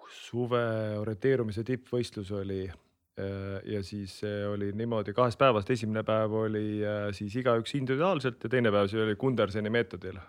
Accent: Kehra, Harju County, Estonia; also born or lived in Hiiumaa; Harjumaal Kehras, kust ma pärit olen

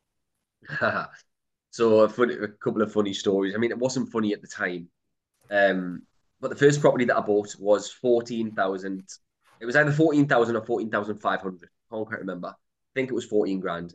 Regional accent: Newcastle upon Tyne, North East England, United Kingdom; I grew up in a place called Throckley, which is quite a rough part of Newcastle

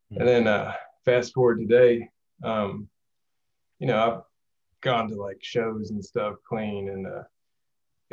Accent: Jackson, Mississippi, United States; I'm from Jackson, Mississippi metro area

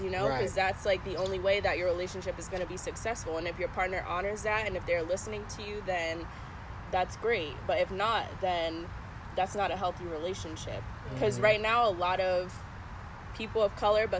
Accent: Bloomfield, United States; growing up in Bloomfield, like, how I speak, how I act

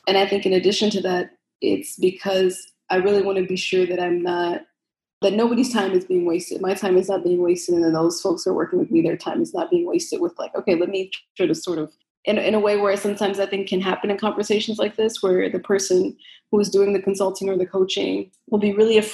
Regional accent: Chicago, Illinois, United States; I grew up in Chicago, on the south side of Chicago in the Roseland neighborhood

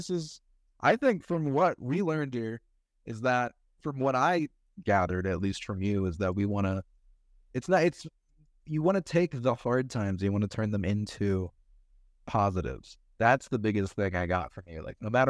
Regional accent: North Carolina, United States; now in Colorado, United States; I'm from North Carolina.

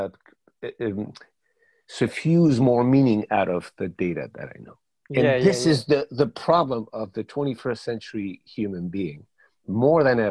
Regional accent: Paris, Île-de-France, France; first language Spanish; English is a second language; also born or lived in Madrid, Spain; I was born in Madrid and raised in Paris

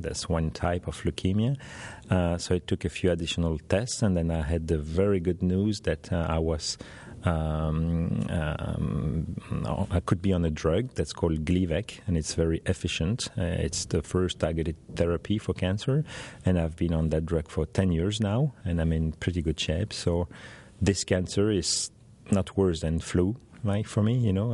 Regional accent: Belgium; I'm from Belgium in Europe

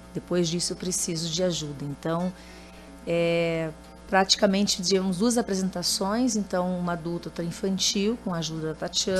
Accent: Mato Grosso do Sul, Brazil; also born or lived in Carazinho, Rio Grande do Sul; Eu vim para o Mato Grosso do Sul com seis anos

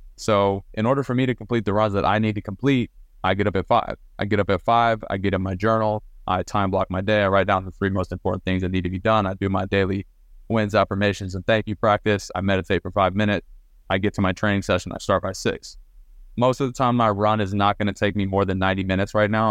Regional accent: Southlake, Texas, United States; I grew up in South Lake, Texas, which is kind of a powerhouse Texas high school football city. Um, moved there when I was ten

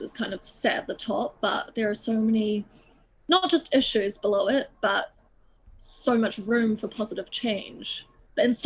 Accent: Auckland, New Zealand; moved away as an adult; now in London, United Kingdom; I grew up like in Auckland, but our house and kind of where I lived was on the outskirts, like in the mountain ranges.

